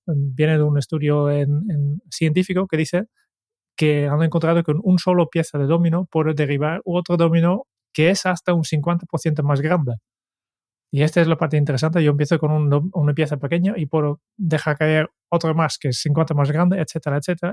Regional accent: Netherlands; Spanish is a second language; moved away; yo soy holandés

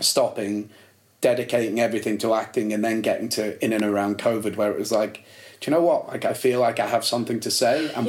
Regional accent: Warrington, North West England, United Kingdom; also born or lived in Liverpool; we moved to Warrington

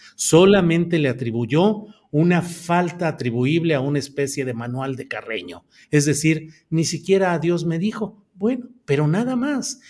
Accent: Torreón, Coahuila, Mexico; Torreón, Coahuila, mi tierra natal, sí es polvosa

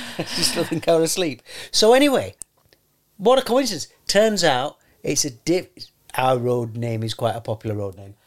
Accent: London, United Kingdom; I'm from London.

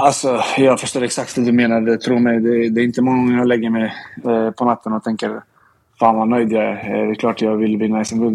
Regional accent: Linköping, Östergötland, Sweden; now in Stockholm, Sweden; jag kommer från Linköping

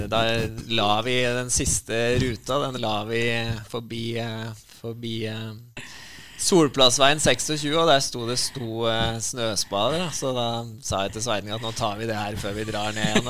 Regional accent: Grue, Innlandet, Norway; jeg vokste opp i, i Grue

